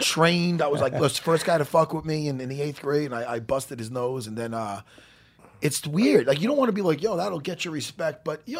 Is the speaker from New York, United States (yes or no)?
yes; Long Island, New York, United States; I grew up on Long Island.